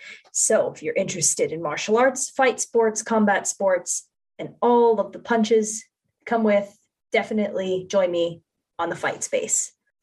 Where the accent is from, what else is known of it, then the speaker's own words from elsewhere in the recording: Ocala, Florida, United States; here in my hometown of Ocala, Florida.